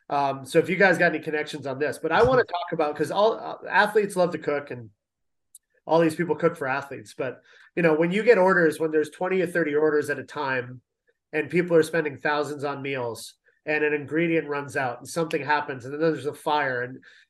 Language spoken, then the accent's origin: English; London, Ontario, Canada; moved away; also born or lived in Toronto; I'm a Canadian. I'm from Toronto, grew up in London.